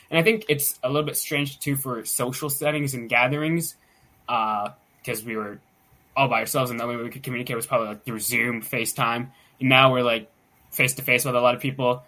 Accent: Pittsburgh, Pennsylvania, United States; I'm from the Pittsburgh, Pennsylvania area

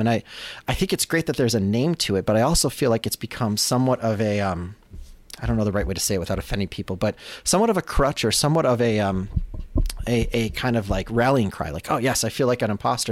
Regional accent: Chicago, Illinois, United States; moved away as an adult; also born or lived in Los Angeles; Digital Kitchen, which was my hometown kind of studio. When I left Chicago to go to L

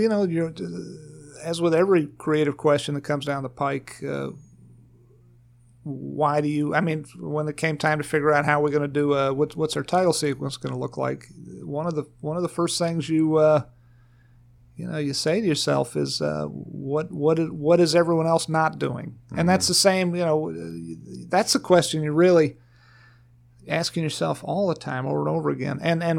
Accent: Farmville, Virginia, United States; born or raised there

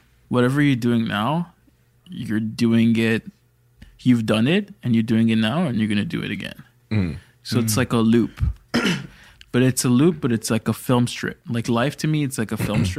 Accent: Toronto, Ontario, Canada; born or raised there

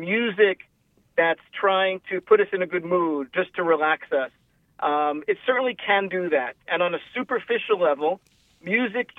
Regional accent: New York City, New York, United States; So I grew up in New York. I actually grew up in Brooklyn.

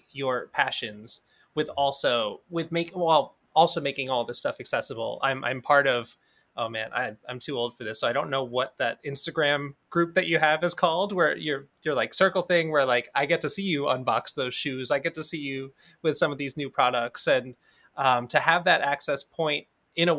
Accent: New York City, New York, United States; Growing up in New York City, when I was in high school

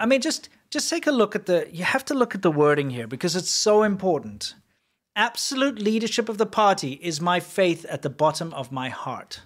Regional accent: South Africa; moved away; I'm from South Africa

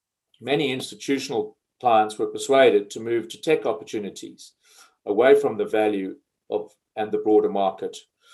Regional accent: Johannesburg, Gauteng, South Africa; also born or lived in Croxley Green, United Kingdom / Edinburgh, United Kingdom; I was born in Johannesburg, South Africa, schooled both in South Africa at St. Cillian's College in Randburg and in the UK at York House School in Croxley Green.

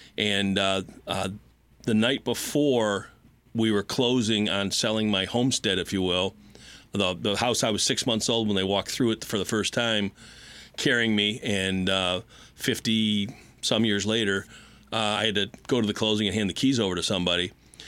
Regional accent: Wyandotte, Michigan, United States; moved away; also born or lived in California / Texas / Ohio; I born and raised in Wyandotte, and I got Wyandotte in my blood.

